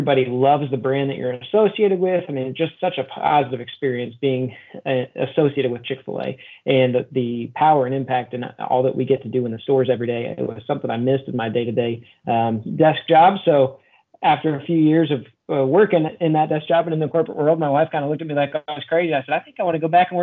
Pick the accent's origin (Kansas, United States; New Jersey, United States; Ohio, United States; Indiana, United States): Indiana, United States; Noblesville; also born or lived in Murfreesboro, Tennessee; now in Terre Haute, United States; I'm originally from Noblesville, Indiana, which is about half an hour north of Indianapolis here and about an hour and a half from Terre Haute, where we're currently at. Born and raised there